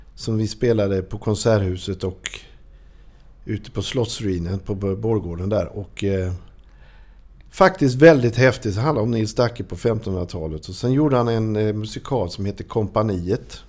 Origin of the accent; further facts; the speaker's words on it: Norrland / Småland, Sweden; also born or lived in Hestra; Vi flyttade dit ifrån Norrland. Vi är från Norrland från början. Alltså. Mm. Vi flyttade till Småland när jag var åtta år